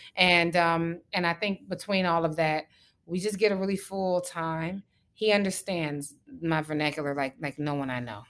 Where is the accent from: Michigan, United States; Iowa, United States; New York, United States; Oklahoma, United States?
Michigan, United States; Detroit; moved away; we both know what it's like to be from Detroit